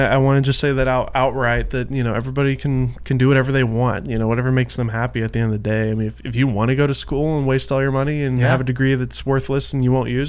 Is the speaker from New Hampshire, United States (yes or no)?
no; Nashville, Tennessee, United States; now in California, United States; I say I'm from Nashville